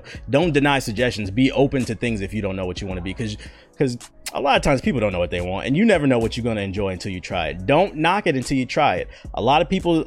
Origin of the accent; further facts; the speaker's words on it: East Coast, United States; moved away as an adult; also born or lived in Arkansas; I'm from the city, bro. I'm from the East Coast